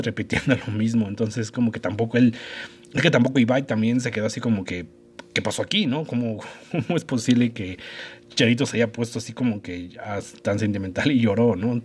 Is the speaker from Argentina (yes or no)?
no; Mexico; nosotros como mexicanos